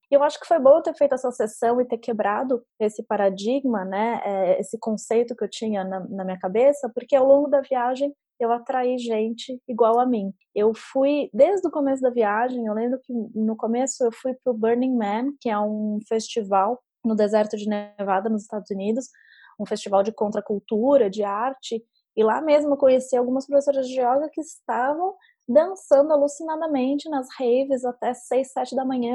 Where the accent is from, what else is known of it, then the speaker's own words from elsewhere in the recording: São Paulo, Brazil; moved away; Eu sou de São Paulo